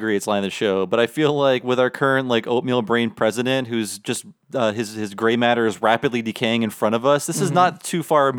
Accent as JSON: {"language": "English", "town": "Youngstown", "region": "Ohio", "country": "United States", "tie": "born or raised there", "said": "It happens every 4 years in my hometown."}